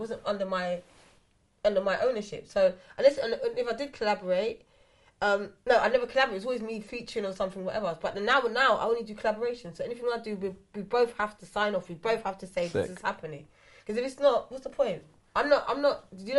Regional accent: England, United Kingdom; And obviously, again, I come up from England.

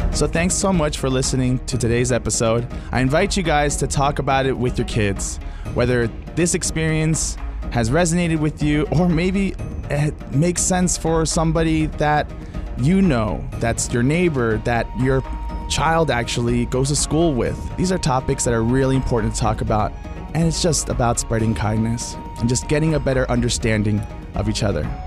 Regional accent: Montgomery County, Maryland, United States; Montgomery County Public School System. Uh, I took Spanish from sixth grade all the way to twelfth grade

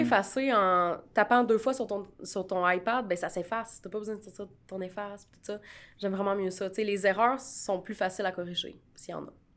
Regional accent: Canada; je suis canadienne

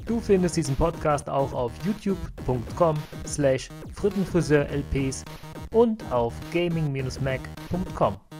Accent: Merten, North Rhine-Westphalia, Germany; also born or lived in Brühl; Im Dorf daneben bin ich mit aufgewachsen, ah. in Merten

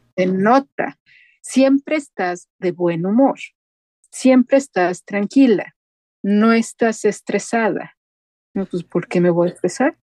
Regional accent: Mexico; moved away as an adult; now in Sweden; mi responsabilidad como mexicano en el extranjero es lo que yo haga representa a todo un país. Ahora soy la mexicana en la radio sueca

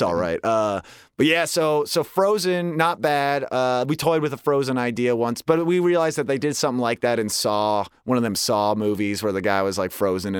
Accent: Westchester, New York, United States; I'm from Westchester, okay?

